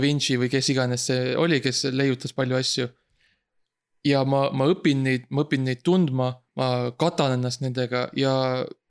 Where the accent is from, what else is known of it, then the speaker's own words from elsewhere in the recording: Estonia; me oleme vabad eestlased